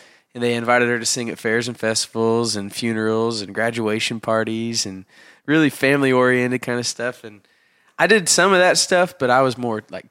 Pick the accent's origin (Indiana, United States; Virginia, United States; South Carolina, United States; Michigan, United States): Indiana, United States; we're both from Indiana.